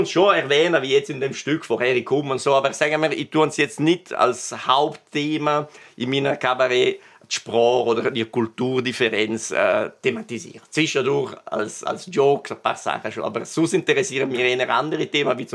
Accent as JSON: {"language": "German", "town": "Maloja", "region": "Graubünden", "country": "Switzerland", "tie": "born or raised there", "accent": "Bergell", "said": "Ich bin in Maloja aufgewachsen. Das wissen Sie ja, das ist, ist noch Bergelle. Obwohl geografisch in Gadin, aber politisch und kulturell ist Bergelle. Und da, da hören Sie wahrscheinlich auch vom, vom R, oder? Das ist ein typischer Bergeller R."}